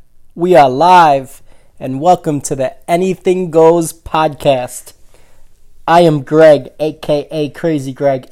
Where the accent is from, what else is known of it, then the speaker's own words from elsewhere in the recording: New York City, New York, United States; We are from Staten Island, New York.